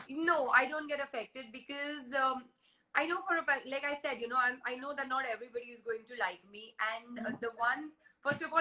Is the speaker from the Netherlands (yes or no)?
no; India; Yes, I am an Indian. I am born and brought up in India. I speak Hindi fluently. I understand Marathi, Punjabi.